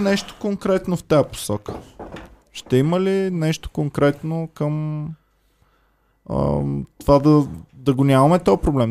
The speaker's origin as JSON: {"language": "Bulgarian", "town": "Stara Zagora", "region": "Stara Zagora Province", "country": "Bulgaria", "moved": "yes", "lives_now": "Sofia, Bulgaria", "said": "аз съм от Стара Загора"}